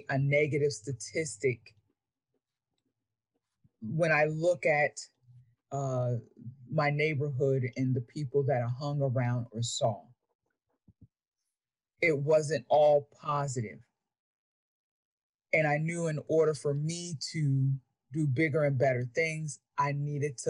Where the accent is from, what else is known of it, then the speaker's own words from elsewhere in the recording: York, Pennsylvania, United States; moved away as an adult; growing up in poverty and, you know, born and raised in York, Pennsylvania